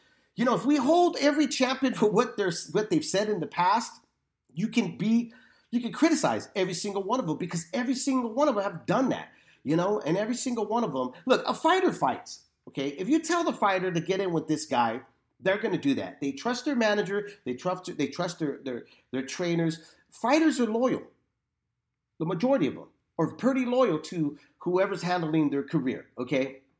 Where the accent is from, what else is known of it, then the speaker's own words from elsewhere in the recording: Florida, United States; in my home state of Florida.